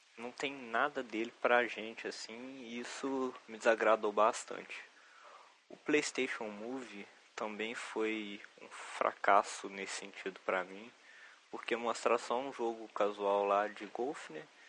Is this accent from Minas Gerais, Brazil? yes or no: yes; Juiz de Fora, Minas Gerais, Brazil; Eu sou de Juiz de Fora, conterrâneo do Diogo Tux